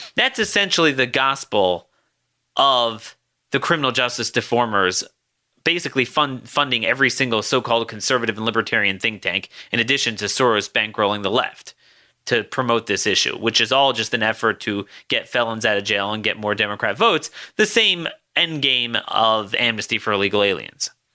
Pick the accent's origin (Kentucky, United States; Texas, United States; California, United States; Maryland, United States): Maryland, United States; Baltimore; my hometown of Baltimore